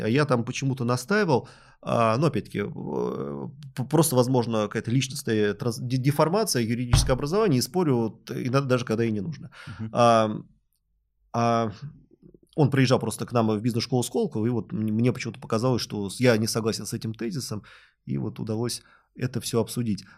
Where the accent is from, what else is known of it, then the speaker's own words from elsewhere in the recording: Moscow, Russia; Я родился в Люблино, у соседей у нас Капотни